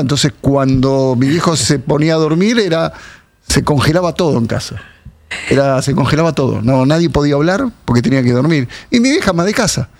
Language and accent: Spanish; Munro, Buenos Aires Province, Argentina; nací en Munro, me crié en Munro mi infancia más fuerte